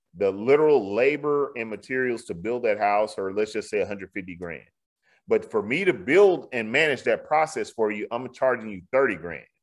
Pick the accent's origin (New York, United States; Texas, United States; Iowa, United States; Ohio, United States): Texas, United States; Houston; in my old neighborhood, all of a sudden in, in the Bloody Nickel, I'm from Fifth Ward, they call this area the Bloody Nickel.